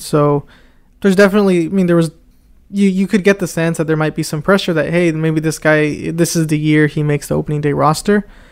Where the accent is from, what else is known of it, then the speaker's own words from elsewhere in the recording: Anaheim, California, United States; moved away; I am originally from Anaheim, California